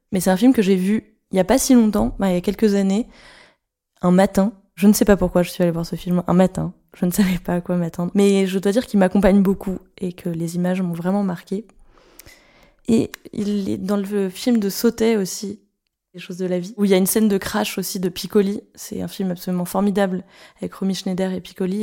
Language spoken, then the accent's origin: French; Paris, Île-de-France, France; J'ai grandi à Paris